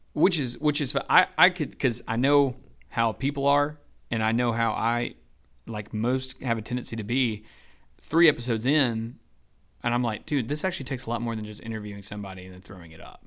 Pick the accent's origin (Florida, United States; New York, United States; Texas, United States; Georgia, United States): Georgia, United States; Douglasville; also born or lived in Temple, Georgia / Bremen, Georgia / Villa Rica, Georgia / Carrollton, Georgia; I grew up basically in Douglasville